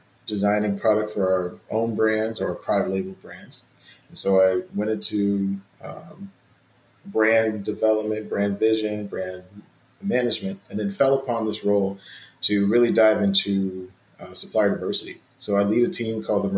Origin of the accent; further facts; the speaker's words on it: Mississippi, United States; I'm from Mississippi and I always think about my grandmother's chicken and dumplings.